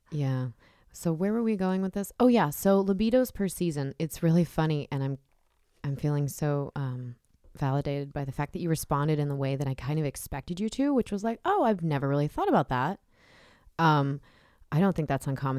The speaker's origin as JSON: {"language": "English", "region": "Southern California", "country": "United States", "tie": "born or raised there", "said": "I grew up in Southern California"}